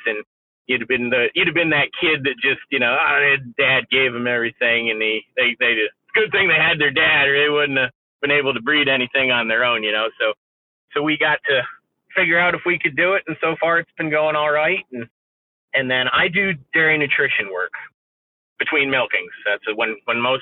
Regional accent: Northeast Pennsylvania, United States; now in central Pennsylvania, United States; where I grew up in Northeast Pennsylvania, there really weren't a lot of dairy farms left

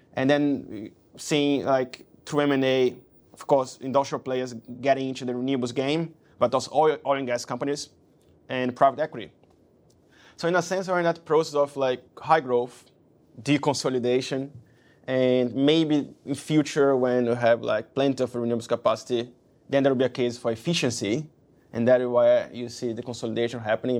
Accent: Brazil; moved away as an adult; also born or lived in London; I came from Brazil. Moving to London was my first move abroad.

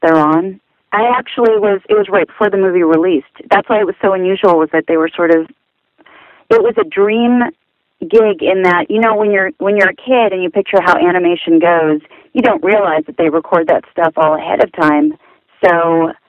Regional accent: Southern California, United States; growing up in Southern California

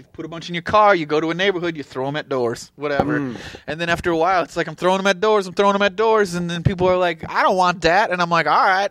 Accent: San Diego, California, United States; I'm from here

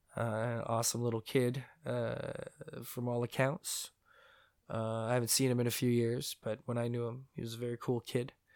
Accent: Mississauga, Ontario, Canada; also born or lived in St. Catharines, Ontario; when I was nine years old, maybe eight, I moved from Saint Catharines, Ontario, Canada. I moved to Mississauga, Ontario, Canada

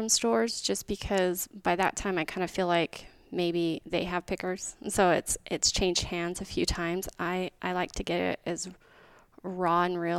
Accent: White Mountains, Arizona, United States; now in Queen Creek, Arizona; I grew up in the White Mountains.

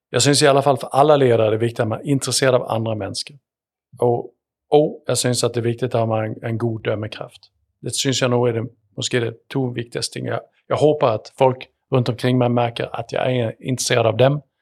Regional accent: Sweden; born there; Självklart, även om jag syns Sverigekilligt så, så är det ju ändå där jag är född.

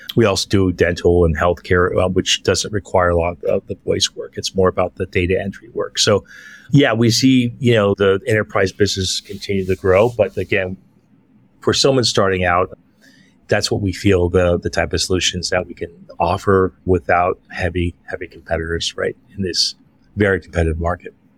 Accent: San Francisco, California, United States; moved away as an adult; now in Philippines; I'm originally from San Francisco, California

